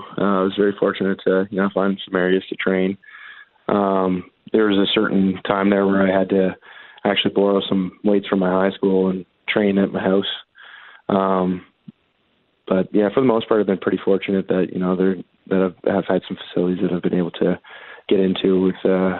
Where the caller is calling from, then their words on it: Riverview, New Brunswick, Canada; Riverview, New Brunswick.